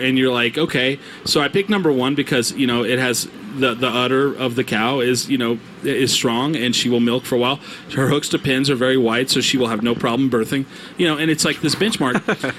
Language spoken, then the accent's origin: English; rural New Mexico, United States; born or raised there